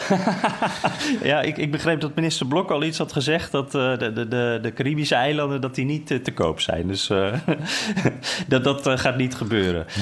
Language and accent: Dutch; Netherlands; moved away; ik uit Nederland kwam